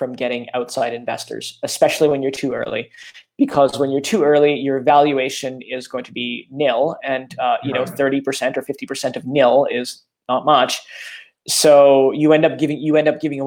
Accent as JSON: {"language": "English", "country": "Canada", "said": "I'm Canadian"}